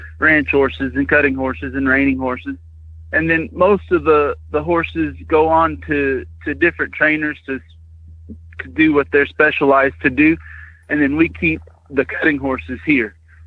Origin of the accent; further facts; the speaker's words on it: Alpine, Texas, United States; I grew up in Alpine, Texas, which is kind of a big ranch country.